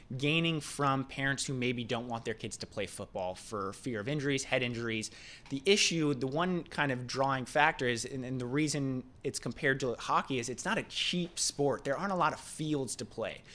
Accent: West Coast, east of LA, California, United States; moved away; coming from the West Coast

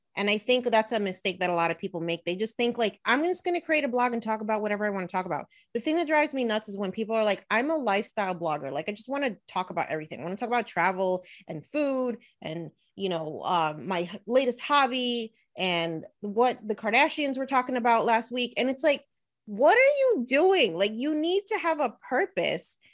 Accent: Elizabeth, New Jersey, United States; I actually grew up in Elizabeth, New Jersey. So, I was born and raised in New Jersey

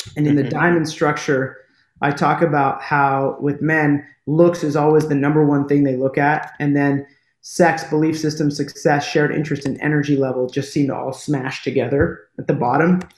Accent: United States; accent: American; i have an american accent and I'm from America

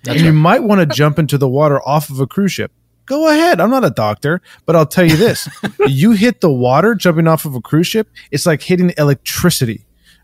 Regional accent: Miami, Florida, United States; I'm from Miami

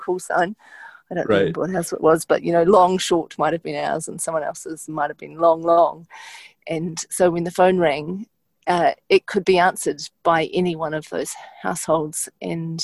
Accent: Timaru, Canterbury, New Zealand; I grew up in Timaru in the South Island.

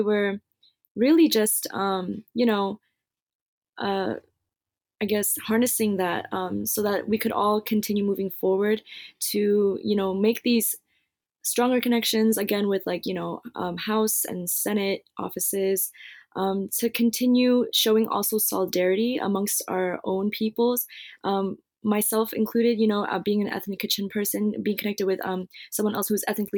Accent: United States; growing up in the United States

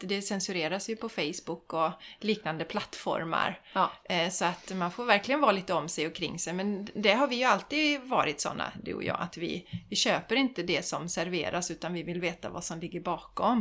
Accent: Sweden

